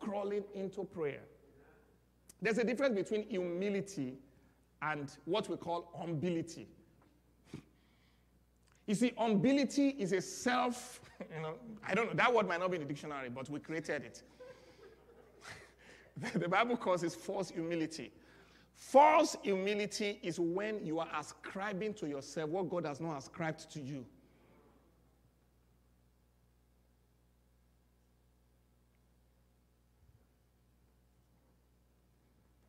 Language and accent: English; Nigeria; accent: Nigerian; moved away; I'm speaking my Nigerian accent because that's where I'm from